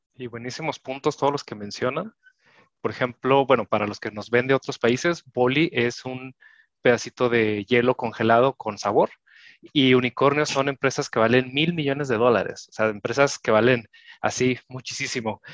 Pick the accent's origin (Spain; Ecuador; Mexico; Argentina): Mexico; nosotros somos de México